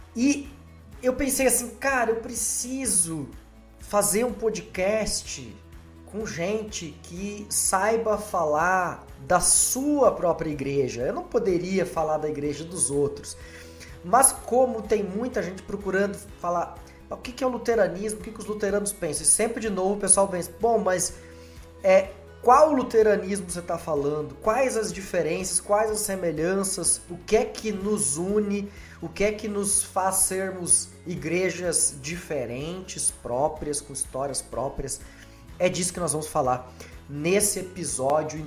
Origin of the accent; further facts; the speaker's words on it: Foz do Iguaçu, Paraná, Brazil; also born or lived in Medianeira, Paraná; Eu sou é, natural de Medianeira, no Paraná, me criei lá em Foz.